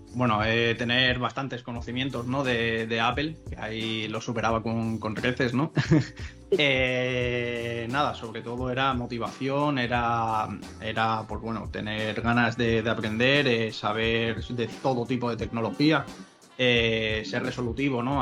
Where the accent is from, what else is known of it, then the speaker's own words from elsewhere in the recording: Cáceres, Extremadura, Spain; la playa nuestra, ¿no? De, veraneo de, Cáceres